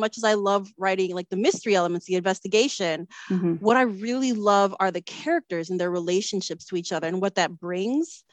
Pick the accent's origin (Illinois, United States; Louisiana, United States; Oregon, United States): Illinois, United States; Chicago; a Filipino American born and raised in Chicago